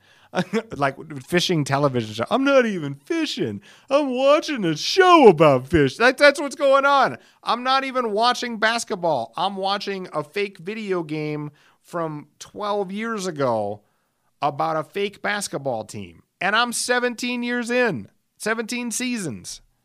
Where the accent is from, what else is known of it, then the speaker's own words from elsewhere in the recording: Alcester, South Dakota, United States; moved away; I was raised in Elsister